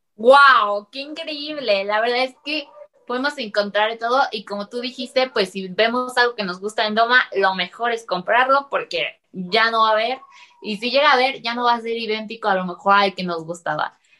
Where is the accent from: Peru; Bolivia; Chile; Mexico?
Mexico; como mexicano